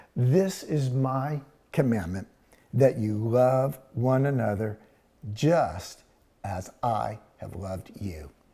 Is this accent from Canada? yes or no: no; Houston, Texas, United States; growing up in Houston, we did that. I lived at 3808 Arnold Street. It was a dead end. And we're talking Houston, Texas